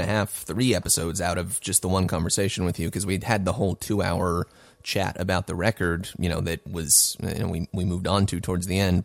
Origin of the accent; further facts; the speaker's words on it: California, United States; moved away as an adult; also born or lived in Los Angeles / New York; I've been in California for twenty-seven of my thirty years